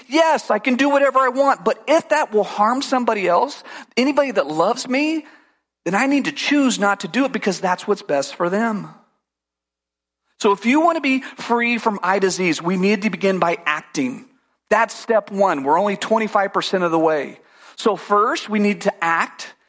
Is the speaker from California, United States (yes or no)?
yes; California, United States; I grew up in California